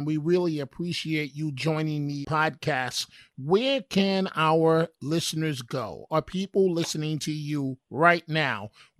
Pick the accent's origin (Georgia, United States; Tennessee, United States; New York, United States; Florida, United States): New York, United States; New York City; my life, growing up in New York City and overcoming numerous obstacles